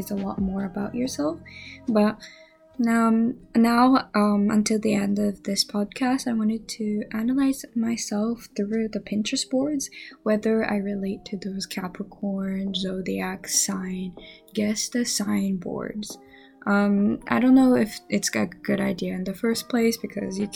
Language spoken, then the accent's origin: English; Japan; first language Japanese; English is a second language; moved away; my primary language is Japanese, but I stutter in both languages. Even though I'm a Japanese